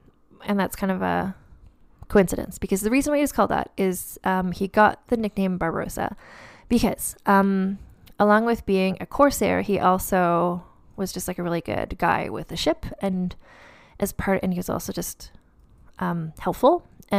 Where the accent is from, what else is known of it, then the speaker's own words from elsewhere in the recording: Nova Scotia, Canada; So I grew up in Nova Scotia, so I know a lot about privateers because that's like the entire basis of the tourism industry in Nova Scotia.